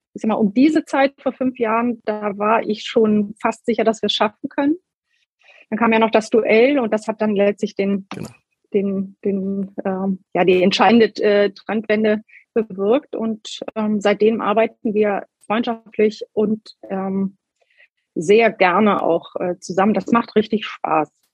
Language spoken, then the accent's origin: German; Hamburg, Germany; also born or lived in Schleswig-Holstein; Ein Stück weit bin ich natürlich mit dem Herzen auch noch Hamburgerin